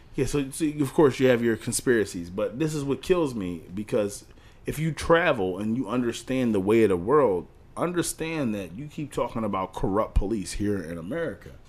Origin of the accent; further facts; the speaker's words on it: Philadelphia, Pennsylvania, United States; I'm from Philly